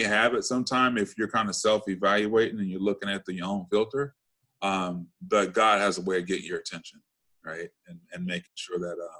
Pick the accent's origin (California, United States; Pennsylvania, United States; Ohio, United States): California, United States; Compton; I grew up in Compton, went to grade school, Catholic school, high school, Catholic school